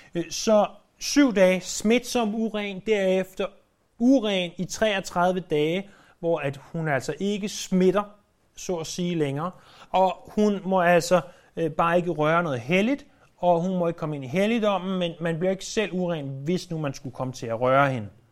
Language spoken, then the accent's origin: Danish; Denmark; os som danskere